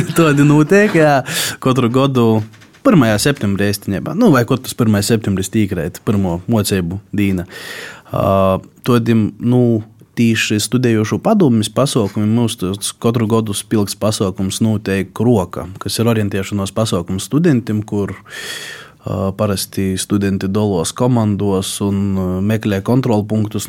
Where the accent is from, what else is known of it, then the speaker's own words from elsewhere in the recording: Daugavpils municipality, Latgale, Latvia; also born or lived in Rēzekne; Es pats vispār esmu, nu, no Daugapils novada, tagad jau no augšdaļgavas novada, pabeidzuši poģu vidusskolu